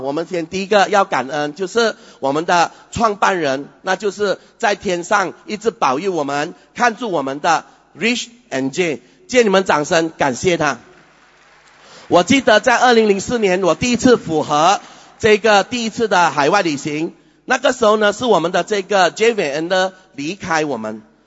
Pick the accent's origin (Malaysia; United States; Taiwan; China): Malaysia; Malacca; 在我们的家乡，去马六甲，我们还要四十五分钟的车程